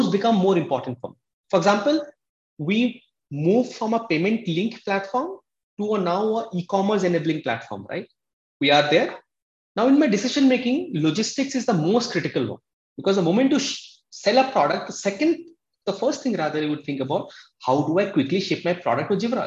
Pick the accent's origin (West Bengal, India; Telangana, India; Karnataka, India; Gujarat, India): West Bengal, India; Kolkata; moved away as an adult; also born or lived in Odisha / Mumbai; now in Bangalore, India; I came from Odisha, a small village in Odisha. I was brought up in Calcutta